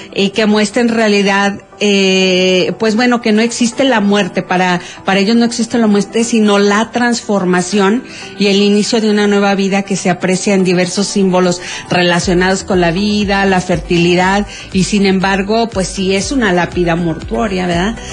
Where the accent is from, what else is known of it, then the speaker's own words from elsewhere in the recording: Mexico; los mexicanos